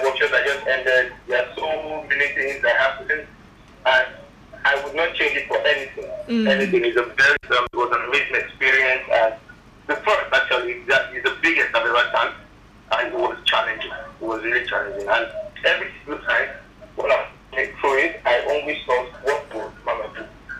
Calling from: Lagos, Nigeria; I'm calling from Lagos.

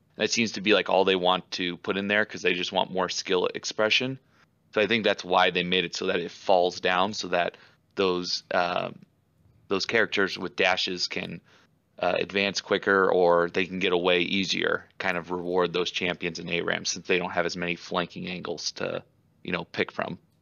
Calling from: Iowa, United States; I'm calling from the Iowa side of the Quad Cities.

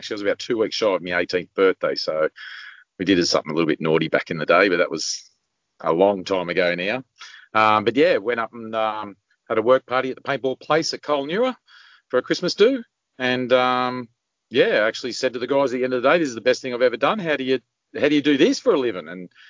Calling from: New South Wales, Australia; Central Coast, New South Wales.

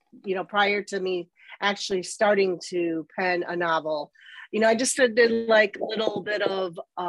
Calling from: Chicago, Illinois, United States; I am actually calling from the northern suburbs of Chicago, Illinois, USA.

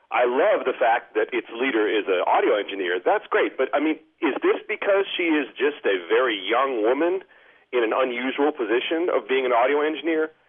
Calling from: Ben Lomond, California, United States; I'm calling from Ben Lomond, California.

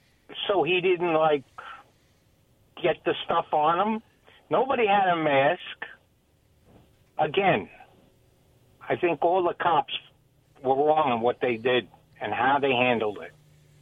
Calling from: Kennewick, Washington, United States; Yeah, … from Kennewick.

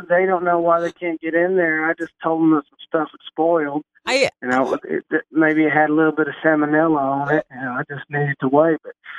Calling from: Arkansas, United States; I'm calling from Arkansas.

